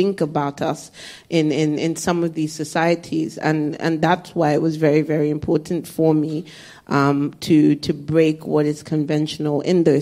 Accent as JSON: {"language": "English", "region": "Lagos", "country": "Nigeria", "said": "I'm from Lagos, so everything, it's in the south, everyone's cool"}